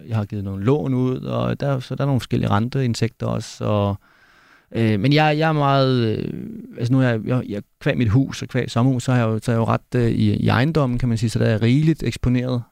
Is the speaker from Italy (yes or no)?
no; Denmark; jeg kommer trods alt fra Danmark